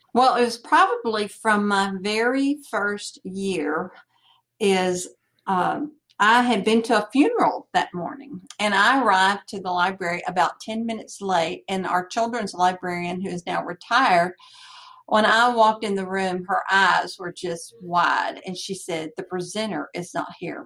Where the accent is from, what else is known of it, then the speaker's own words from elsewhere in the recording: Franklin, United States; I'm from Franklin